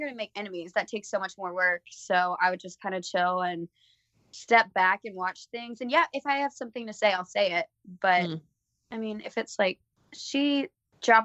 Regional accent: Alabama, United States

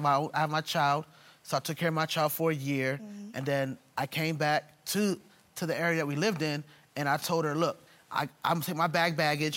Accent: Jamaica; I'm Jamaican

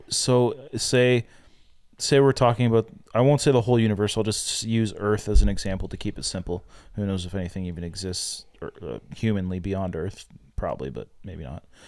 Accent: Canada; I'm Canadian

